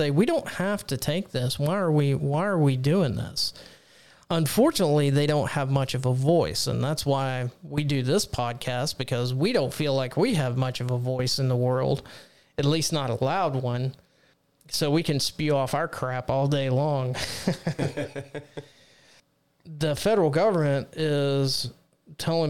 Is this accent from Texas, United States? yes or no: yes; Texas, United States; my home state of Texas, the great state of Texas